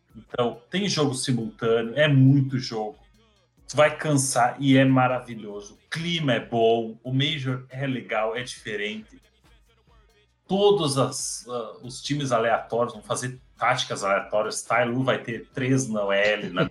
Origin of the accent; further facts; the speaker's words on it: Brazil; para nós que somos brasileiros